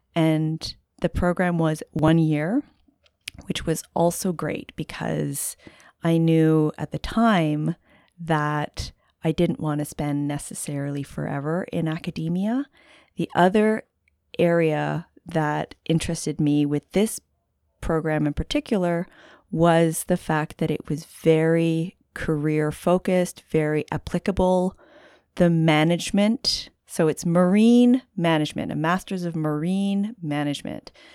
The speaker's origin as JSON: {"language": "English", "country": "Canada", "also_born_or_lived": "Halifax, Nova Scotia / Ontario", "moved": "as an adult", "lives_now": "Santa Cruz, United States", "said": "I'm Canadian, so a bit of a transplant here in Santa Cruz"}